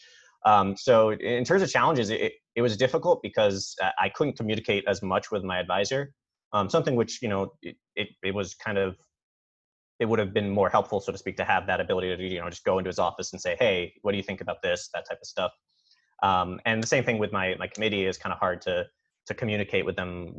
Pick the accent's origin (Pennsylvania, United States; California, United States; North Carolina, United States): Pennsylvania, United States; Philadelphia; moved away; from the Philadelphia area